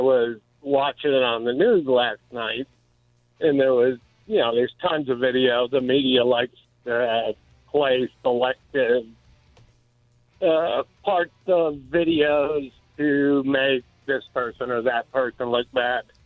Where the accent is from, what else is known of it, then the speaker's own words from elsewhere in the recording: Detroit, Michigan, United States; I grew up in Detroit